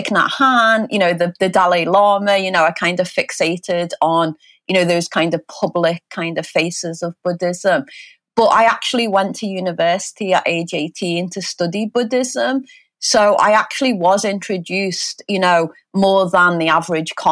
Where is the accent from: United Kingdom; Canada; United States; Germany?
United Kingdom; Liverpool, North West England; I'm from England, I'm a Liverpoolian.